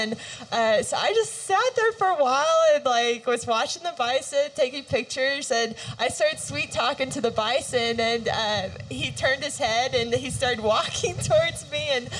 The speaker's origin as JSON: {"language": "English", "region": "Oklahoma", "country": "United States", "moved": "as an adult", "lives_now": "Colorado, United States", "said": "So I'm originally from Oklahoma, and we just moved up to Colorado. We bought a house last year"}